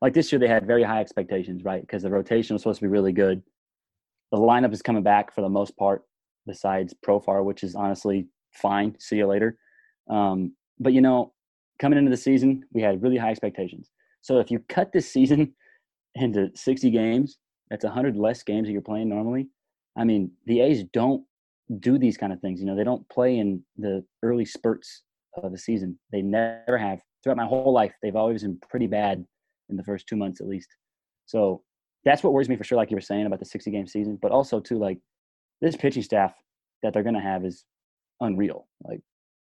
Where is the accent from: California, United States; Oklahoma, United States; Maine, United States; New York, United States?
California, United States; Pleasanton; He's from my hometown. Like, I got to see him play in high school. And, like, he was playing shortstop for the Amador Valley Dons